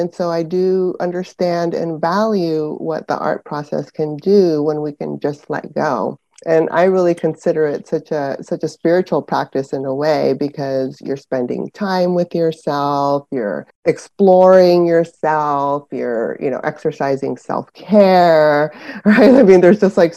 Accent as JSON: {"language": "English", "area": "San Francisco Bay Area", "region": "California", "country": "United States", "tie": "born or raised there", "also_born_or_lived": "Panama", "lives_now": "Northern California, United States", "said": "I was born in Panama, actually, and immigrated to the United States in the San Francisco Bay Area, specifically, when I was seven"}